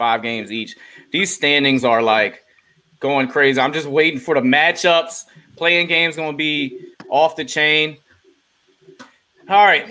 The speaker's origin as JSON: {"language": "English", "town": "Silver Spring", "region": "Maryland", "country": "United States", "said": "People from Silver Spring, although we're from Maryland"}